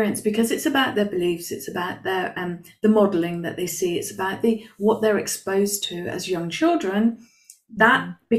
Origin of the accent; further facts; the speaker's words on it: United Kingdom; now in Spain; I live in Spain now. I'm British and I live in Spain. I've lived in other countries.